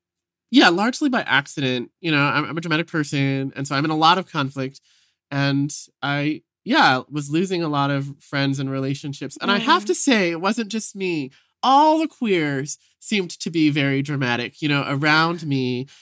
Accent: Vancouver, British Columbia, Canada; You know, I grew up in Vancouver as like a little gay kid.

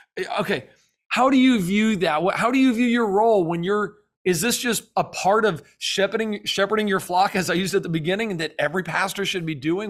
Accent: the South, United States; now in Florida, United States; I'm from the South

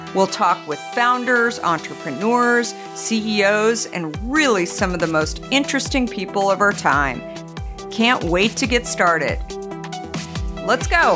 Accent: Arizona, United States; I grew up in Arizona

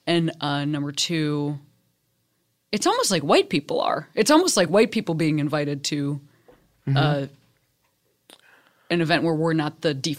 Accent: Midwest, United States; when I thought about LA growing up in the Midwest, like I thought for sure about, well, I mean, number one, I thought like everybody was surfing.

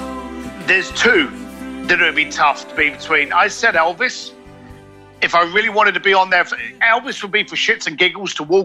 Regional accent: United Kingdom; as a Brit

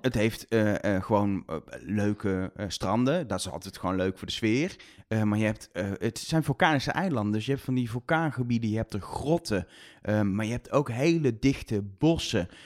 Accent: Netherlands; zijn Nederlanders, we hebben ook een raar accent

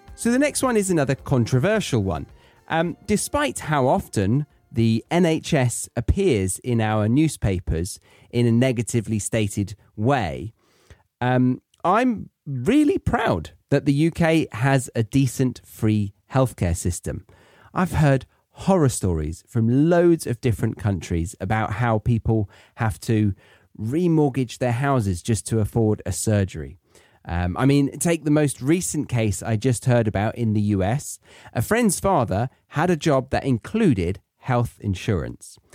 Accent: United Kingdom; moved away as an adult; also born or lived in Australia; I'm British, and so I was brought up to like the foods around me

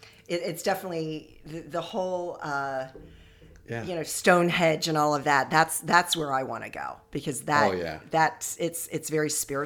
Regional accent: United States; You know, I'm American, you know, I don't even consider, you know, well, I'm Scottish

